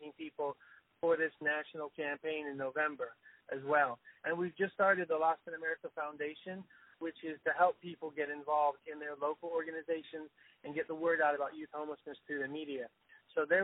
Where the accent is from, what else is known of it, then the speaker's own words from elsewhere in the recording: Florida, United States; moved away; I'm from the South. I grew up in Florida